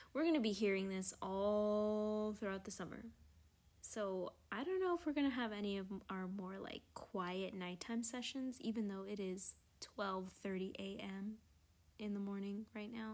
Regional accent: New York, United States; as a New Yorker

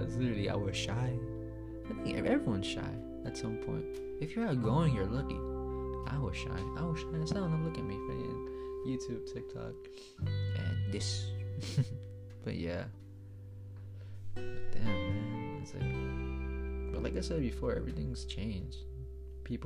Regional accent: New York, United States; I'm from New York

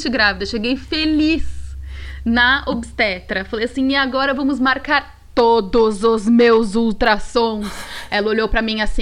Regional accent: São Paulo, Brazil; now in Switzerland; eu sou de São uhum. Paulo.

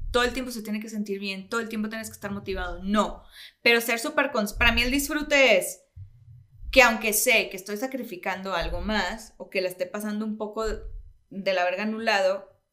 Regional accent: Mexico; siendo como buenos latinoamericanos y mexicanos, somos muy religiosos y muy espirituales.

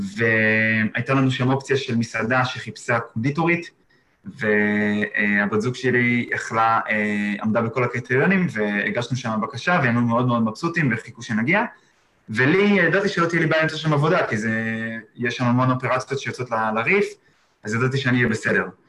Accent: Israel; moved away as an adult; now in Exmouth, Australia

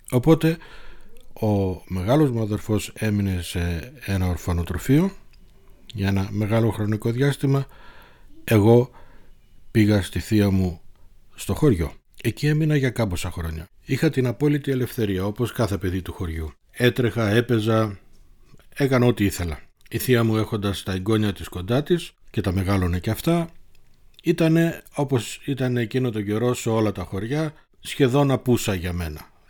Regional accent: Thessaloniki, Central Macedonia, Greece; born there; Γεννήθηκα στη Θεσσαλονίκη 54 χρόνια πριν.

